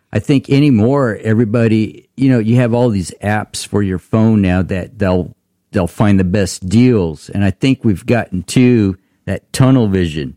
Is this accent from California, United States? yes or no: yes; Tulare, California, United States; we're from Tulare